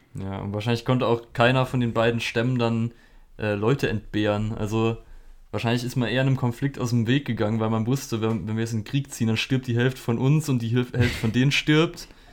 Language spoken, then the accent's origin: German; Germany; bei uns in Deutschland